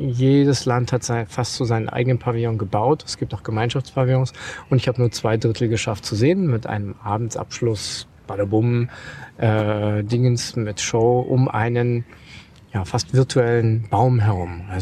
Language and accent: German; Germany; einfach gedacht, ich komme aus Deutschland, da geht man zum Bahnhof